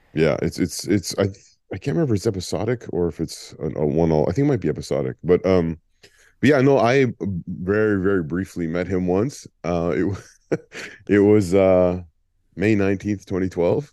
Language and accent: English; Ontario, Canada; growing up in Ontario